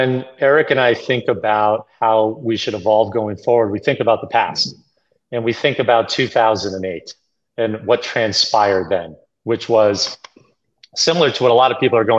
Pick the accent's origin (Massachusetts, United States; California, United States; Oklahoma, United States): Massachusetts, United States; Boston; I grew up in Boston.